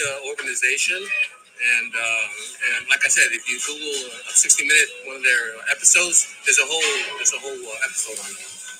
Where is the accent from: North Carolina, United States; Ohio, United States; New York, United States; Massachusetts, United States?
New York, United States; New York City; also born or lived in Norfolk, Virginia; I grew up in Brooklyn.